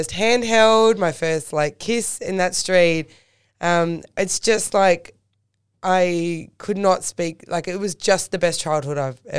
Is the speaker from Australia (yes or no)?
yes; Penshurst, New South Wales, Australia; I grew up in Penshurst, and my parents originally were Eastern Suburbs people. They're Double Bay and Bondi. And then they moved down to Penshurst for a good suburban life to bring the kids up in.